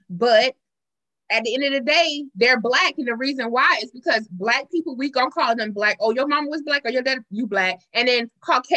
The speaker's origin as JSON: {"language": "English", "town": "Marion", "region": "South Carolina", "country": "United States", "tie": "born or raised there", "also_born_or_lived": "Columbia, South Carolina", "said": "I'm born and raised in South Carolina, a small rural town in South Carolina"}